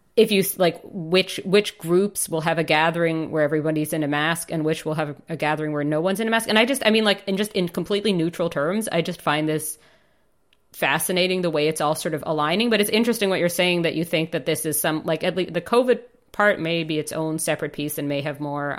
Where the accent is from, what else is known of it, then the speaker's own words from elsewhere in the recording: United States; moved away; I grew up in the States